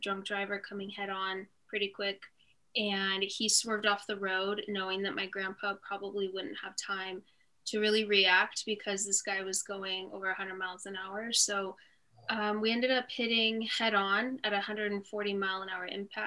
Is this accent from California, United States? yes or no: yes; Lake Elsinore, California, United States; also born or lived in Fallbrook, California / Hemet, California; I was born in Fallbrook, California, so kind of near San Diego, but I really grew up in Lake Elsinore until I was 10